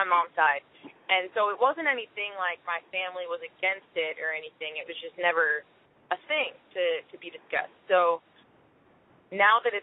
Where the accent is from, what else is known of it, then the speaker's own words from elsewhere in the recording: Michigan, United States; moved away as an adult; now in Nashville, United States; I'm from Michigan, so I grew up in Michigan